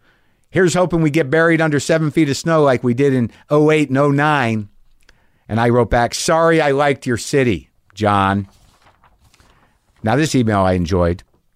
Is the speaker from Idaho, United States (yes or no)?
yes; Coeur d'Alene, Idaho, United States; now in Germany; I'm originally from the Spokane area, Coeur d'Alene. It's in Idaho, I believe, right? But live in Germany now.